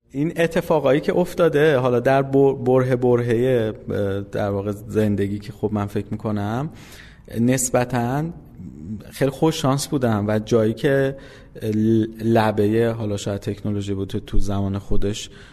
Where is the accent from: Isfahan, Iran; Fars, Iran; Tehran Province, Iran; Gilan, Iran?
Isfahan, Iran; من اصفهان به دنیا اومدم سال 1363